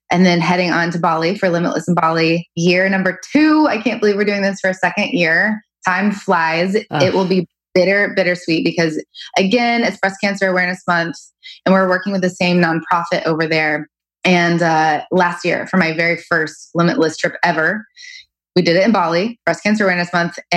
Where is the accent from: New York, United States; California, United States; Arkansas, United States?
Arkansas, United States; I grew up in Arkansas. I have moved all over.